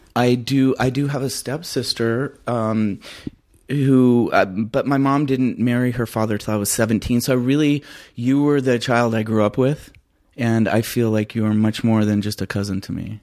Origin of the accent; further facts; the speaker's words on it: Phoenix, Arizona, United States; also born or lived in Crenshaw, California; my mom moved me to Phoenix, Arizona when I was very young, so I feel like I'm a native of Phoenix. Um, I've spent all my life there